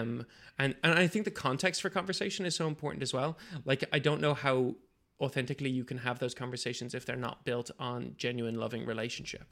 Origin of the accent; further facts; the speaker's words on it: Bangladesh; moved away; 'cause I grew up in Bangladesh